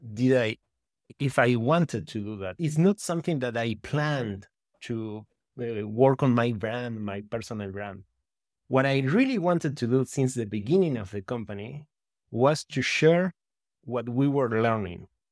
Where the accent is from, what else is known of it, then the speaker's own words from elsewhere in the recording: Uruguay; English is a second language; also born or lived in Berkeley, California; I'm from Uruguay in South America. Uruguay, I think it's the, the way you pronounce it in English. And yeah, I grew up in the countryside, in close to a small town, close to the capital